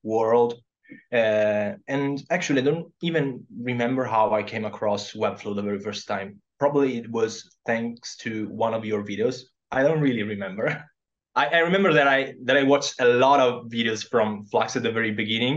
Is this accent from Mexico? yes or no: no; Southern Italy, Italy; English is a second language; moved away as an adult; also born or lived in Verona, Italy; now in Japan; I decided to go back to my home country, which is in the south of Italy